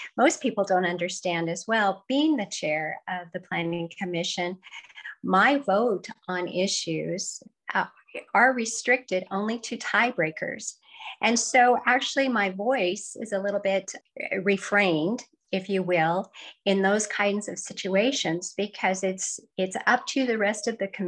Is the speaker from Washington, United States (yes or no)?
yes; central Washington State, United States; moved away as an adult; now in Scottsville, United States; I grew up in a small rural community in central Washington State. My hometown was known to be a place of abundant farms and orchards and ranches.